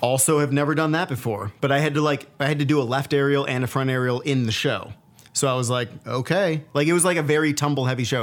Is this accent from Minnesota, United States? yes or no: no; Buffalo, New York, United States; Growing up in Buffalo